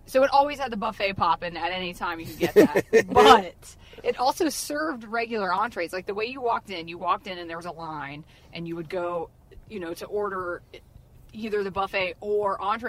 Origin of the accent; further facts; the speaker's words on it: the South, United States; I grew up in the South.